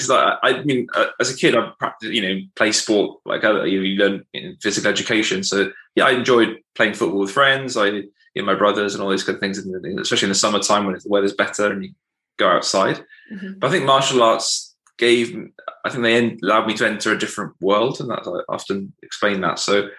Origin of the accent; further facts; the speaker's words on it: England, United Kingdom; I'm based in the UK, and I'm originally from England, and I moved around a little bit for work and different purposes.